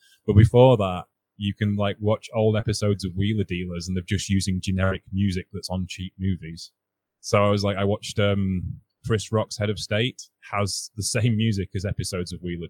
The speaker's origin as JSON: {"language": "English", "country": "United Kingdom", "said": "I have a hard time with patriotic songs being British because there's a history we have as a country which isn't pleasant."}